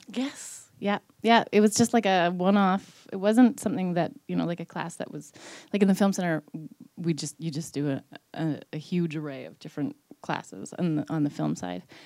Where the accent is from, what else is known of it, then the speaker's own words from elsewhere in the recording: Newfoundland and Labrador, Canada; I'm, I'm a Newfoundlander